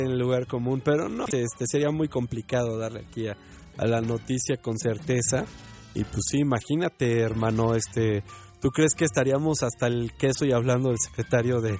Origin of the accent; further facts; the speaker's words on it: Mexico; como mexicanos seamos conscientes